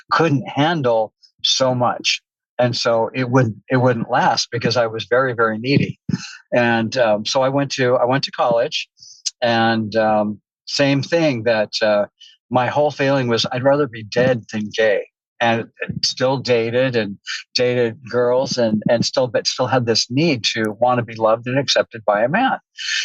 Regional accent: Southern California, United States; I grew up in Southern California.

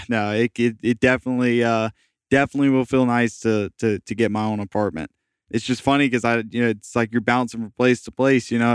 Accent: Jacksonville, Florida, United States; moved away as an adult; also born or lived in St. Petersburg, Florida; all of my friends I've ever had growing up were in Jacksonville

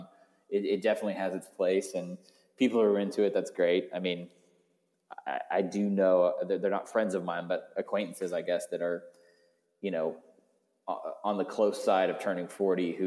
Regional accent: Georgia, United States; also born or lived in Oxford, Mississippi; I'm from Georgia too.

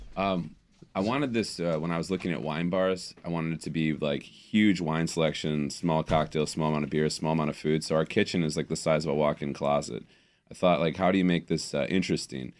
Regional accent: Detroit, Michigan, United States; moved away; a park I used to go to as a kid when I was growing up in Detroit

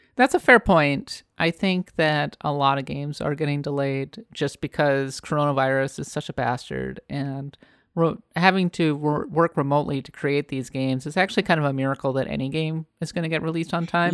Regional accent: United States; now in San Francisco, United States; I am an American

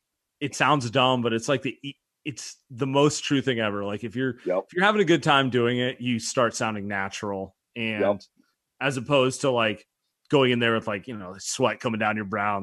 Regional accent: San Francisco, California, United States; I grew up in San Francisco.

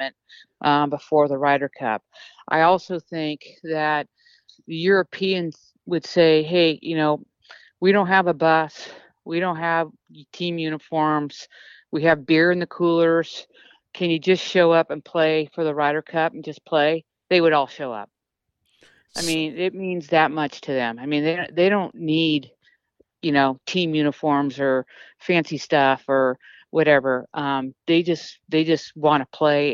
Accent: United States; being American

